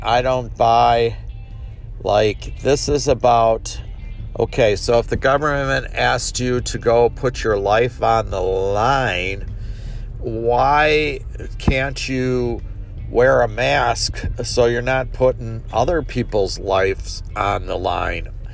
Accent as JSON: {"language": "English", "country": "United States", "said": "I am an American"}